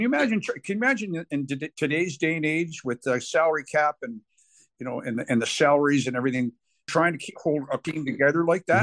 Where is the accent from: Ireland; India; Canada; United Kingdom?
Canada; Guelph, Ontario; my hometown in Guelph